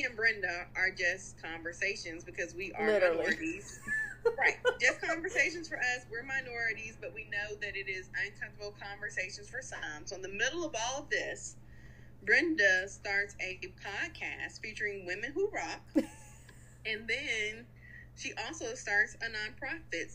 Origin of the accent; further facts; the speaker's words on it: Forest Park, Georgia, United States; I grew up in Forest Park